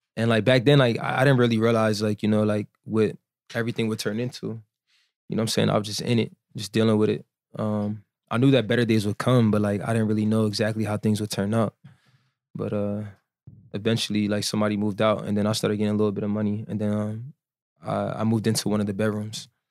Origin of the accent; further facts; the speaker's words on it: New Jersey, United States; moved away as an adult; now in Miami, United States; I'm from Jersey